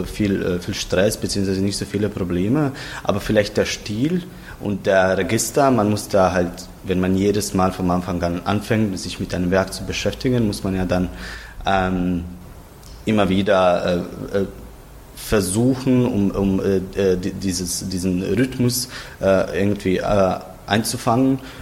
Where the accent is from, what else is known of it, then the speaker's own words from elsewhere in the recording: Zagreb, City of Zagreb, Croatia; ich komme aus Zagreb